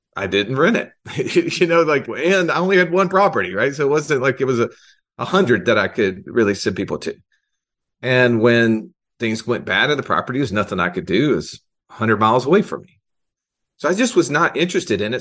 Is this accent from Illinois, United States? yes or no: no; Alabama, United States; I'm from Alabama